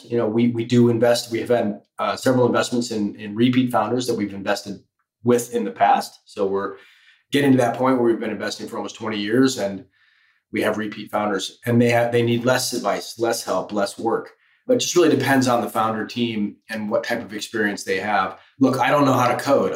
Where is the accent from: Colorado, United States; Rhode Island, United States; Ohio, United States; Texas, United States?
Colorado, United States; moved away as an adult; also born or lived in Michigan / Paris / Los Angeles; I grew up in Colorado.